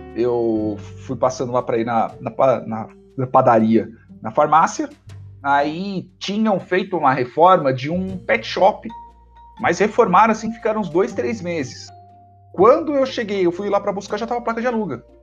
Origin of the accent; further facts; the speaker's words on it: Brazil; todos nós somos brasileiros